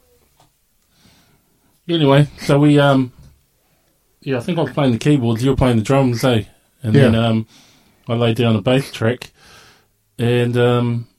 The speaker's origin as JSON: {"language": "English", "town": "Dunedin", "region": "Otago", "country": "New Zealand", "tie": "born or raised there", "also_born_or_lived": "Invercargill, New Zealand", "said": "our family moved to here in Dunedin, Otipoti, in the early 80s"}